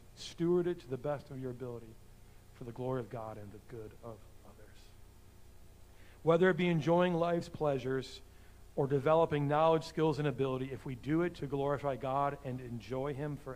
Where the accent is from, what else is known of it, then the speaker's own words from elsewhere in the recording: United States; As American Christians